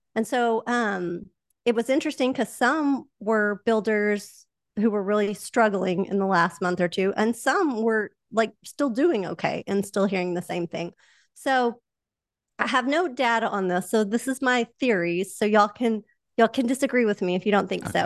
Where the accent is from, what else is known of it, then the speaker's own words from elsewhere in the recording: Oklahoma, United States; accent: Oklahoma; my Oklahoma accent